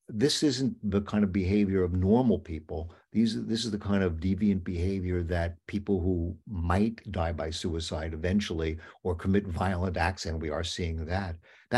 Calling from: Long Island, New York, United States; I mean, I'm speaking from Long Island right now

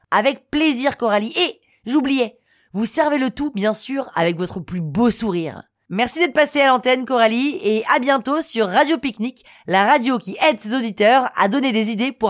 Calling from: Niort, Nouvelle-Aquitaine, France; Je viens de Niort et j'ai 27 ans.

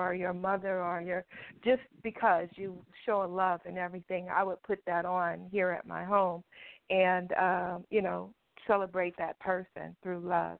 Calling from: Los Angeles, California, United States; Thank you for taking my call. Los Angeles.

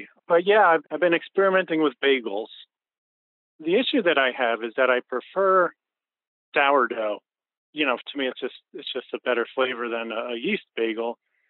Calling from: Highland, New York, United States; I'm calling from Highland, New York.

